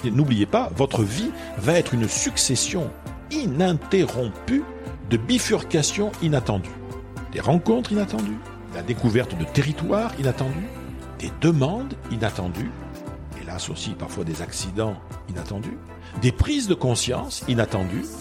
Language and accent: French; Bordeaux, Nouvelle-Aquitaine, France; also born or lived in Bayonne; moi, je suis bordelais. Hein, je suis né à Bordeaux